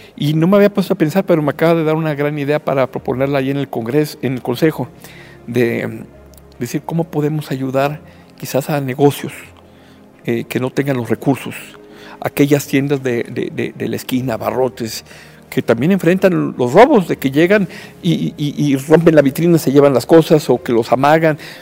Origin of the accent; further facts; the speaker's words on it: Mexico; como mexicano